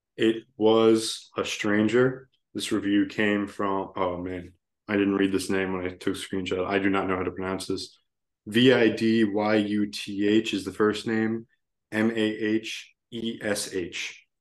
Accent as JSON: {"language": "English", "region": "Virginia", "country": "United States", "said": "I'm from Virginia"}